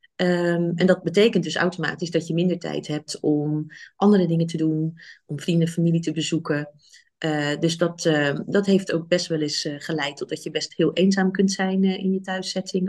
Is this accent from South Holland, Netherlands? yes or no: yes; Rotterdam, South Holland, Netherlands; moved away as an adult; now in Nijmegen, Netherlands; Ik kom uit Rotterdam oorspronkelijk